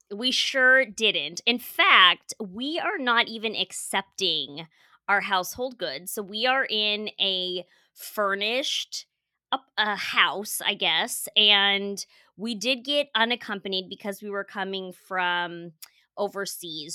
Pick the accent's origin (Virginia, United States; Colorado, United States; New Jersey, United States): Colorado, United States; moved away as an adult; also born or lived in Portugal; now in San Diego, United States; I grew up in Colorado.